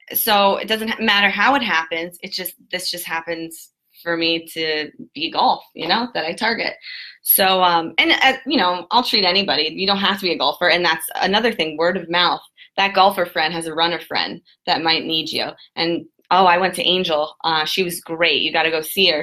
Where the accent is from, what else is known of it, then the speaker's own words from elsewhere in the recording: Jupiter, Florida, United States; I grew up in Jupiter, Florida, my whole entire life